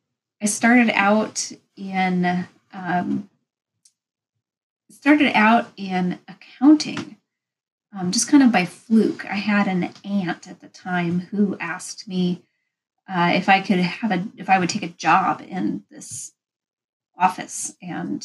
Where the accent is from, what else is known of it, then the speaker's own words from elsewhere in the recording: Pacific Northwest, United States; I'm from the Pacific Northwest.